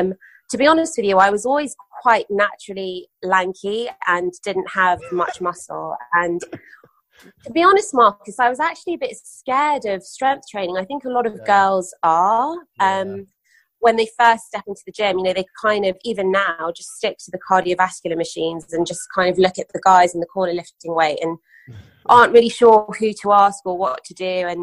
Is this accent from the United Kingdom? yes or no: yes; London, United Kingdom; also born or lived in Dubai, United Arab Emirates; so I was born in London, spent my childhood between there and Dubai, family business was in Dubai.